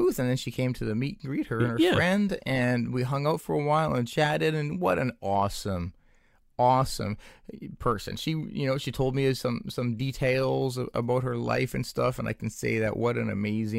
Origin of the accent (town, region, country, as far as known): Canada